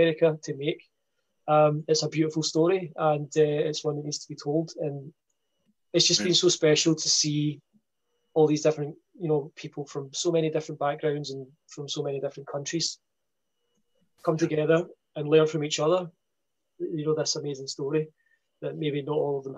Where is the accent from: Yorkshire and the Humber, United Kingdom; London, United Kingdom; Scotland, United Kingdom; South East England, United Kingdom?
Scotland, United Kingdom; being a Scot here